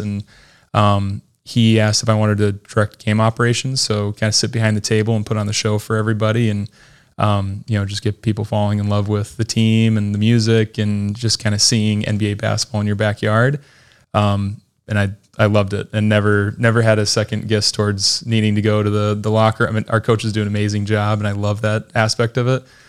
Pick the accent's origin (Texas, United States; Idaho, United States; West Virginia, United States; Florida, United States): Idaho, United States; moved away as an adult; also born or lived in Utah; now in Lakeland, United States; the Idaho Stampede was my hometown, uh, D League team at the time